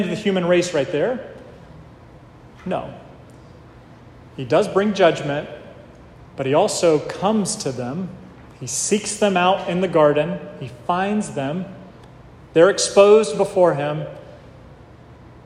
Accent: the South, United States; I grew up in the South, so it was hot in the summertime

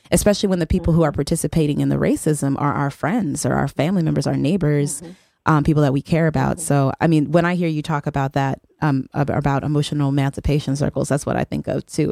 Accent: El Paso, Texas, United States; I'm from El Paso, Texas, um, which is a um, majority um, Mexican community, and um, there's a very tiny number of black people there when I was growing up.

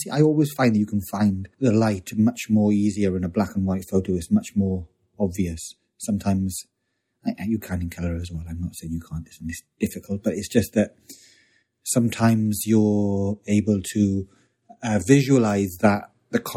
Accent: South Wales, United Kingdom; moved away; also born or lived in London; I came from South Wales.

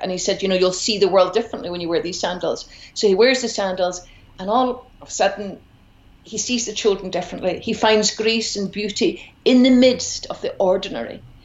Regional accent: Glasgow, Scotland, United Kingdom; also born or lived in Edinburgh; I grew up in Glasgow

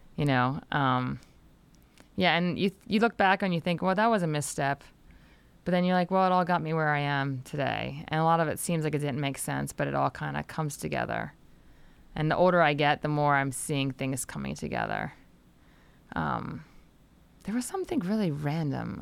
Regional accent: Delaware, United States; I grew up in Delaware, so it was about a two and a half hour drive to, uh, Washington D C

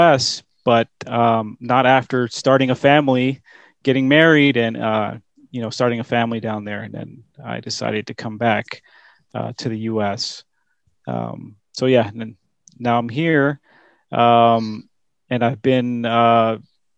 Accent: San Jose, California, United States; moved away as an adult; also born or lived in Bolivia; now in Dallas, United States; I grew up in California. So I went to, high school in a city called San Jose

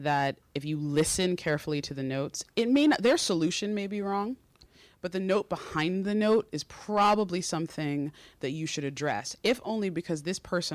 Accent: Connecticut, United States; moved away; also born or lived in New York City; I'm from Connecticut. I grew up coming into the city on the Metro North train

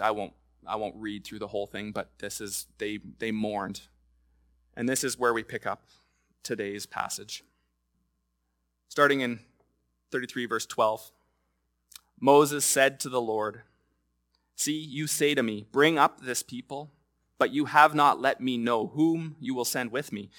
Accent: Lloydminster, Canada; I was going to the fair growing up in Lloydminster

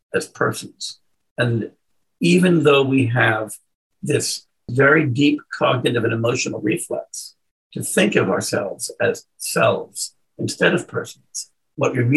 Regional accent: United States; I'm an American

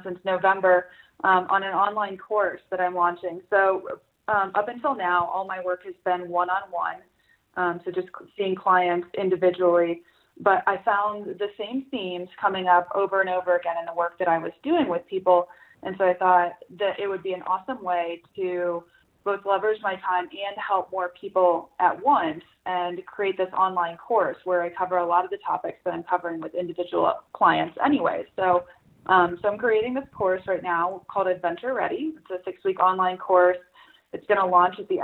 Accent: Salida, Colorado, United States; I am from Salida, Colorado

